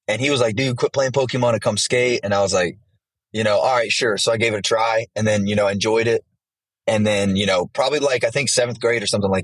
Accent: Callahan, Florida, United States; also born or lived in Jacksonville, Florida; So I was born in Jacksonville, but my mom got cancer when I was in, like, I think probably around that time, seventh grade. And we ended up moving to this little town called Callahan, which is like a really small country town about like an hour from Jax. So I pretty much grew up there.

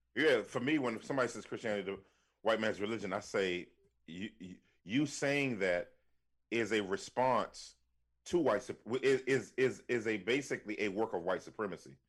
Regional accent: Washington, District of Columbia, United States; now in Philadelphia, United States; born and raised in Washington, D C, uh, during the crack era

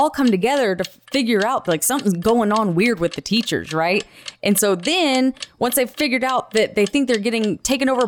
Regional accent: Texas, United States; where we went to school

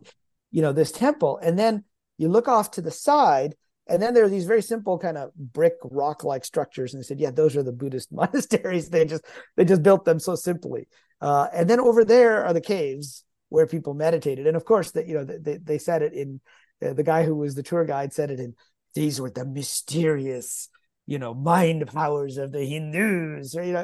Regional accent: Michigan, United States; accent: Michigan; moved away; also born or lived in Pakistan / Cambridge, Massachusetts; I was born in Pakistan, um, which is ninety, ninety-some percent, uh, Muslim, uh, so was brought up in an Islamic household, uh, although I grew up primarily in the U S, uh, in the Midwest, in Michigan.

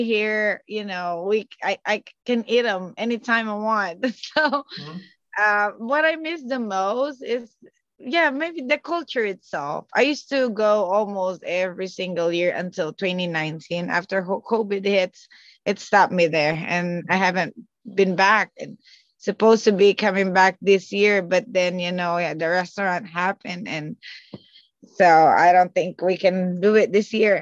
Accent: Calabarzon, Philippines; moved away; I am from Cavite, Philippines. So we're like the next province after Manila

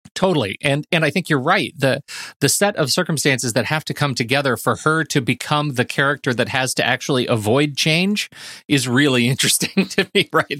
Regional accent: Colorado Springs, Colorado, United States; what I grew up with in the North End of the Old North End of Colorado Springs

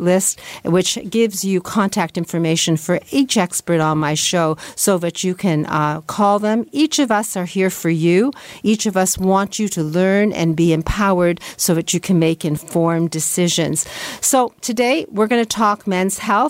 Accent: Canada; I'm a Canadian and my dad was wise enough to select this wonderful country to live in.

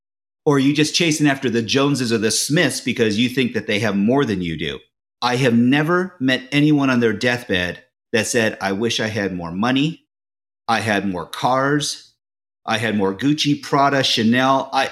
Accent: Japan; My father was in the Navy for 30 years. And so I'm from Japan originally. My mother's Japanese. My father's Irish.

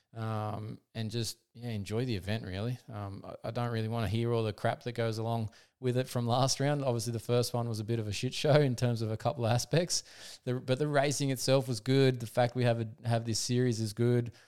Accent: Australia; as an Aussie

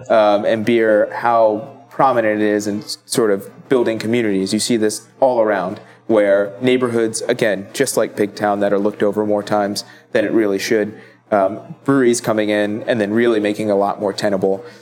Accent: Italy; now in Baltimore, United States; I grew up in Italy, uh, mostly Italian. I'm also Filipino

